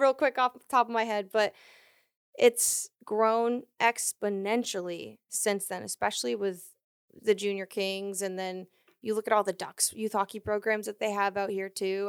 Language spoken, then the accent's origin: English; Maine, United States; moved away as an adult; now in California, United States; I grew up in Maine. I lived there for about nineteen years and then moved to California